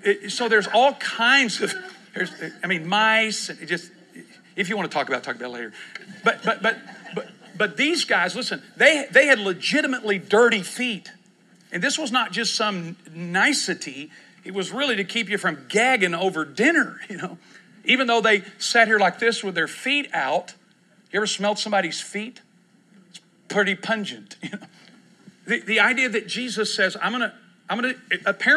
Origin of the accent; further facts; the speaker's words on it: Texas, United States; now in Oklahoma City, United States; I grew up in Texas